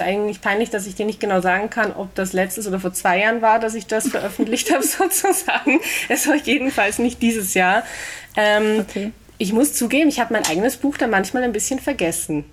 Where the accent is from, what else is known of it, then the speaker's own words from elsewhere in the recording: Vienna, Austria; Ich bin geboren äh, und aufgewachsen in Wien und lebe da auch noch immer